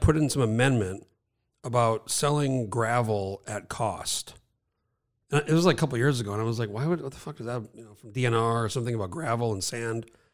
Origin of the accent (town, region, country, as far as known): New Mexico, United States; moved away as an adult; now in Alaska, United States